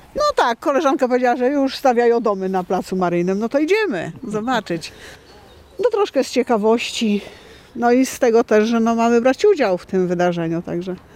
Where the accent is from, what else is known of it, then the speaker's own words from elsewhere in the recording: Wolnica, Poland; jako mieszkanki w ogóle tą wolnicy